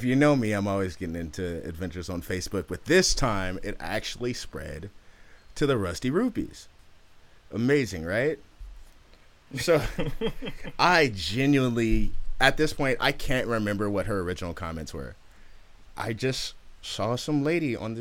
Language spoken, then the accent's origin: English; Oakland, California, United States; I'm from Oakland.